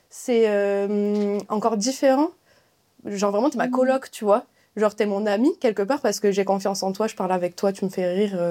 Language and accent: French; southern France, France; now in Paris, France; du coup, je viens du Sud. Euh, là, je suis à Paris.